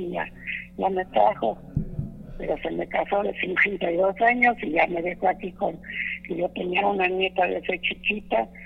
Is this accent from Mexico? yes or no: yes; Cortázar, Guanajuato, Mexico; now in Querétaro, Mexico; soy de Cortázar, Guanajuato.